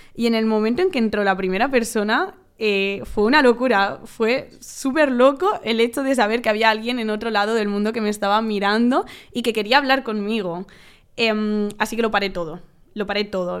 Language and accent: Spanish; Valencia, Valencian Community, Spain; moved away as an adult; now in Madrid, Spain; yo soy de Valencia, pues yo me mudé a Madrid